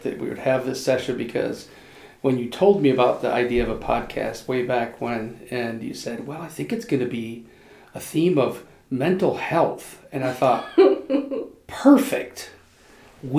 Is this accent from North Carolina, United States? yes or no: no; the Adirondacks, upstate New York, United States; moved away as an adult; I was born and raised in upstate New York in the Adirondacks